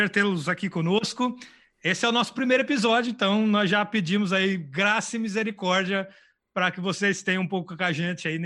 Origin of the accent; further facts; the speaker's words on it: Paraná, Brazil; now in Portugal; nós viemos do Brasil, da região do Paraná, ah, e fomos enviados aqui para Portugal